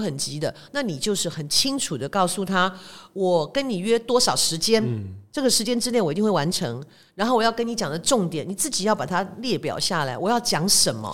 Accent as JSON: {"language": "Chinese", "country": "Taiwan", "said": "我们台湾人做事比较讲感情嘛"}